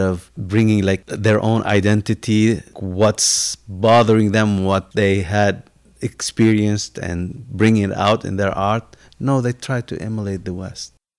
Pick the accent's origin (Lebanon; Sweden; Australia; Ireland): Lebanon; born or raised there; now in United States